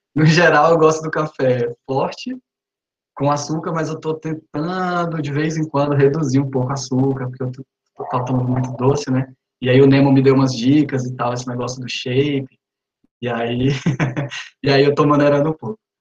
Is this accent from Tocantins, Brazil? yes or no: yes; Araguatins, Tocantins, Brazil; also born or lived in Recife; now in Palmas, Brazil; sou de Araguatins, na cidade do interior do Tocantins